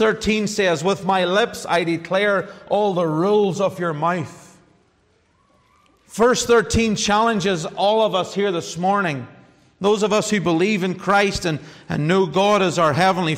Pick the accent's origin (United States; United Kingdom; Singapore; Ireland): Ireland; I'm an Irish man